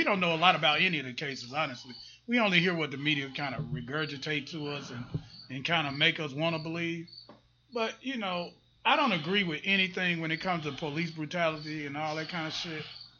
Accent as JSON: {"language": "English", "town": "Memphis", "region": "Tennessee", "country": "United States", "said": "St. Louis doesn't have the best barbecue. I'm from Memphis."}